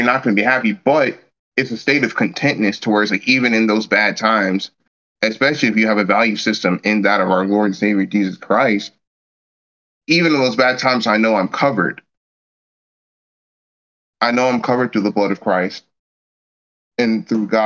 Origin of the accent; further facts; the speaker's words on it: United States; me being an American